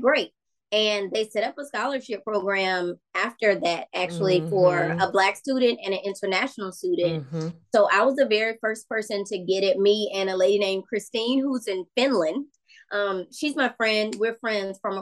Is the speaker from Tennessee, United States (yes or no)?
yes; Memphis, Tennessee, United States; now in Slidell, United States; I had moved back to Memphis. I'm from Memphis